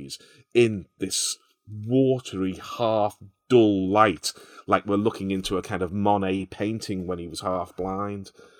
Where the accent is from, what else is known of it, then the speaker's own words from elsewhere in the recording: Liverpool, North West England, United Kingdom; I can remember playing football on ash pitches as well in Liverpool